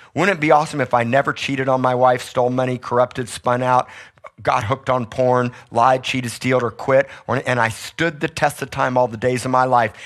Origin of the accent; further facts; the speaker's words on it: South Miami, Florida, United States; moved away; I grew up in South Miami, I'm tropical